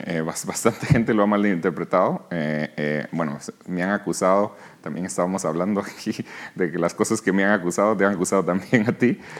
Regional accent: Guatemala; moved away as an adult; also born or lived in New York, United States; aquí nací, aquí crecí, en Guatemala

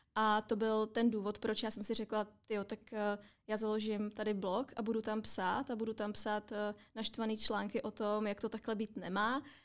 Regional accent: Czechia; my jako Češi

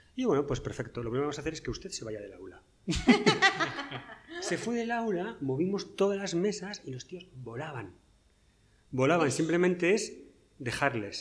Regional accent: northern Spain, Spain; yo soy del norte de España

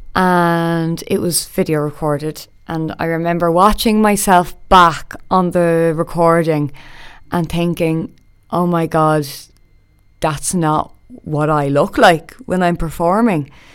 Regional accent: Dublin, Leinster, Ireland; I'm from Dublin. I grew up in a good few places around Dublin, actually.

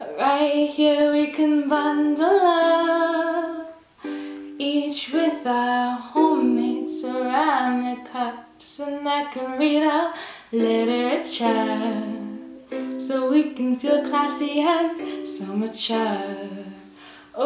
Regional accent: Victoria, British Columbia, Canada; I'm a songwriter from Victoria, BC, born and raised

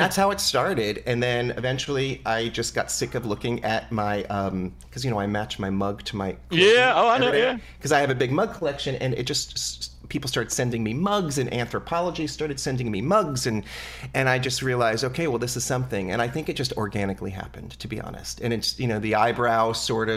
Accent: New Jersey, United States; I was born in New Jersey

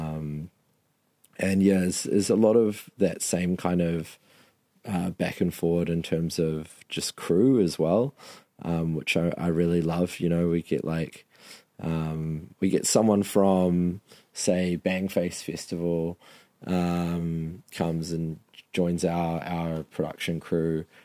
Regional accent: Marlborough, New Zealand; my hometown of Marlborough

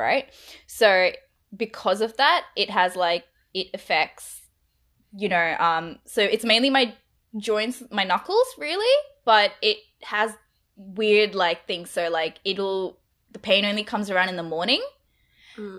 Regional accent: Brisbane, Queensland, Australia; moved away as an adult; also born or lived in India; now in Melbourne, Australia; I grew up in Brisbane. I'm from India. Grew up in Brisbane.

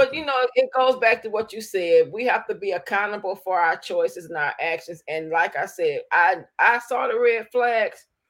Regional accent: Alabama, United States; now in Detroit, United States; I was born in Alabama, partially raised both in Alabama and Detroit

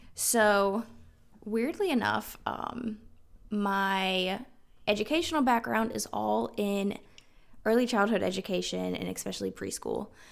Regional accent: South Carolina, United States; moved away as an adult; also born or lived in Washington State; We're originally from South Carolina

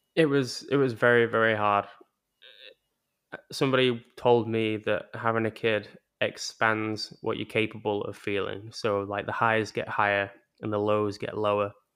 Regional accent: England, United Kingdom; moved away; growing up in England

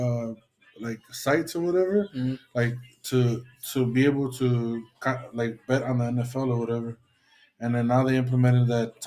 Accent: Los Angeles, California, United States; I'm from LA. I'm from Figueroa Street. Born out there.

